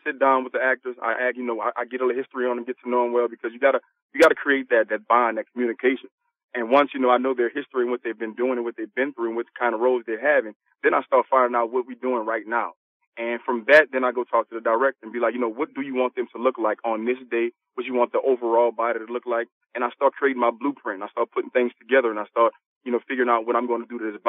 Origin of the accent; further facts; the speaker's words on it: New Orleans, Louisiana, United States; I'm from New Orleans, Louisiana.